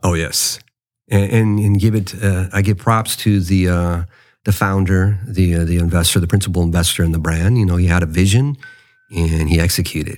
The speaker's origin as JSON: {"language": "English", "country": "United States", "tie": "born or raised there", "said": "I'm a Mexican American. Yes, I was born in the States. I love my country, the United States, but you know, my, my roots is rooted to Mexico"}